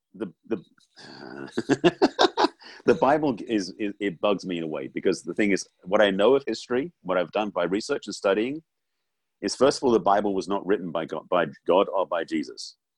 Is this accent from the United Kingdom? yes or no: yes; England, United Kingdom; growing up in England